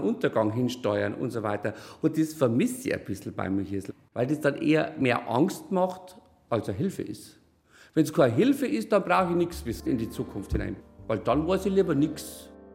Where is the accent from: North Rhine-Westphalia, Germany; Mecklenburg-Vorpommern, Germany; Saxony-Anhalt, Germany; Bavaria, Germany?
Bavaria, Germany; bei uns in Bayern